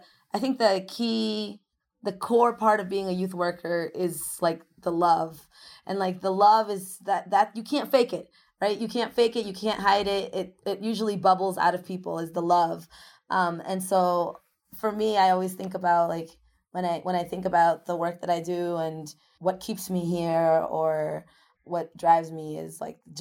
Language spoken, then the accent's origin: English; Worcester, Massachusetts, United States; also born or lived in Ecuador; I came to this country when I was 2 years old. I'm an immigrant from Ecuador. My parents both got factory jobs in Worcester, and those factory jobs were in the main south area. So we ended up moving to the main south area as our first home. Growing up in that neighborhood shaped a lot of my understanding of the world